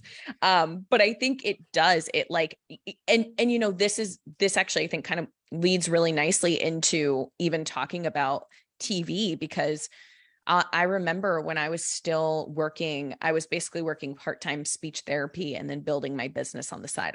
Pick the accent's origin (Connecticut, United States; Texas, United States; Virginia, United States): Connecticut, United States; moved away; I don't live there anymore, but I grew up in Connecticut.